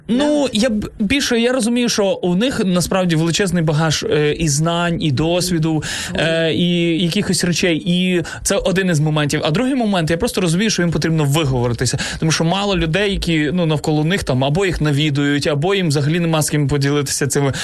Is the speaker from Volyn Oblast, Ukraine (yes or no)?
no; Zhytomyr, Zhytomyr Oblast, Ukraine; Сам я родом із Житомира, але виріс е, і в Житомирській області також